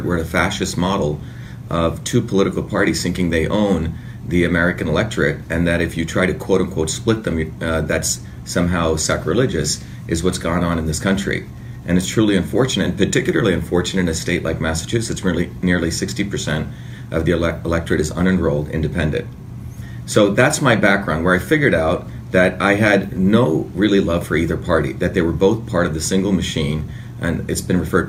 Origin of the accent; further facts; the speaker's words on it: India; moved away; I was politicized as a five-year-old kid growing up in India.